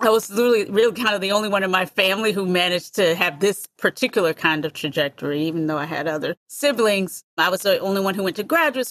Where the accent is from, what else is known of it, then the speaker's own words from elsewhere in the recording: United States; also born or lived in North Carolina / San Francisco, California; I grew up in the United States